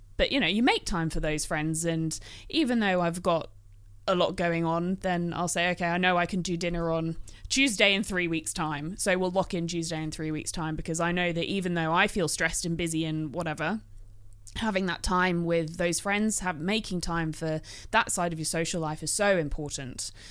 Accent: England, United Kingdom; now in Australia; being English

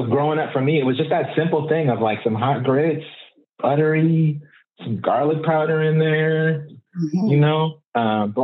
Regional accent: Oakland, California, United States; I'm from Oakland and I'm second generation. My mother was born and raised here. I was born and raised here

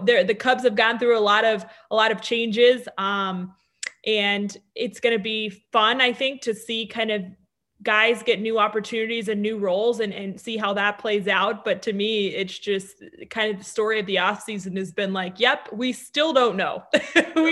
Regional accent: Denver, Colorado, United States; growing up in Denver

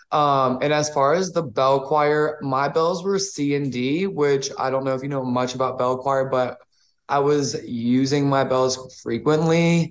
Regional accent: New Orleans, Louisiana, United States; Growing up in New Orleans

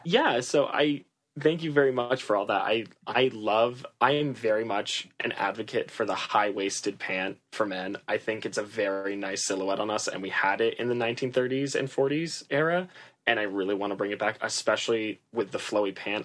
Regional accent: Massachusetts, United States; also born or lived in New York / Los Angeles; I'm originally from Massachusetts

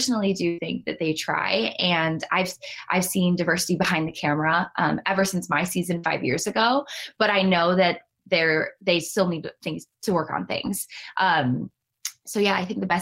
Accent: Cleveland, Ohio, United States; my hometown of Cleveland, Ohio

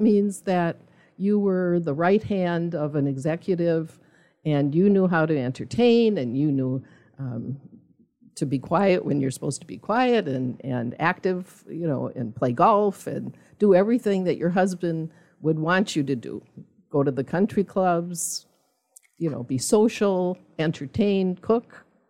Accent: Milwaukee, Wisconsin, United States; now in Zionsville, United States; I was originally from Milwaukee

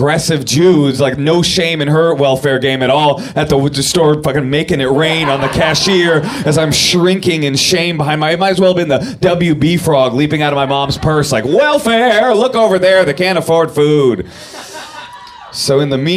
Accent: Oakland, California, United States; also born or lived in Brooklyn, New York; moved us to where I was to grow up, my hometown of Oakland, California

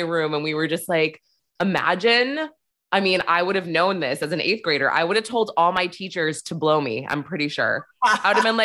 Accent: New Hampshire, United States; moved away; I'm from New Hampshire

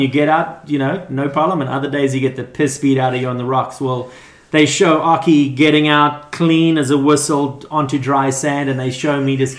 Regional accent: Durban, KwaZulu-Natal, South Africa; moved away as an adult; also born or lived in Johannesburg, South Africa; now in Huntington Beach, United States; I was born in Johannesburg, but I grew up in Durban, South Africa, which is where... at the beach where Sean Thompson, Martin Potter, Geordie eventually... So it was a high performance zone, excellent waves.

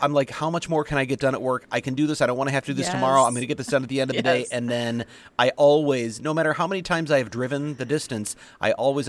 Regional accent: Missouri, United States; now in Wisconsin, United States; I look at my home state of Missouri

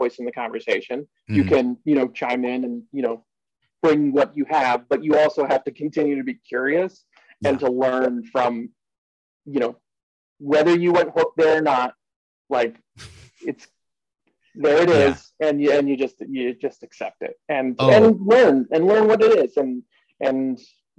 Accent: East Coast, United States; accent: East Coast; my East Coast accent

